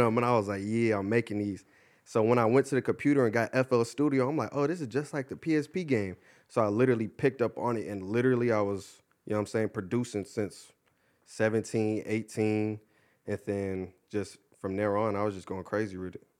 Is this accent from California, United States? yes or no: yes; Ontario, California, United States; also born or lived in Upland, California; I went to, uh, high school in Upland, but I'm originally from Ontario